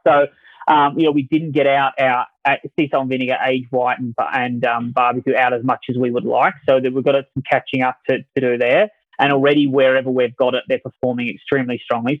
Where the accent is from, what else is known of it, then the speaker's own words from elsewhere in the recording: Adelaide, South Australia, Australia; accent: Australian; moved away; my accent um, is from Australia, so that, that's really my, my background. I was um, born in Australia, a town called Adelaide, South Australia, a beach town. I did my marketing degree there at college